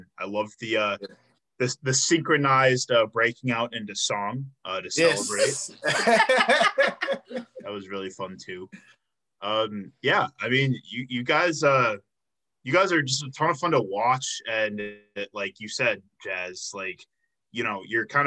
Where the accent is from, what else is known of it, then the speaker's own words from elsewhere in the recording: Chicago, Illinois, United States; I'm from Chicago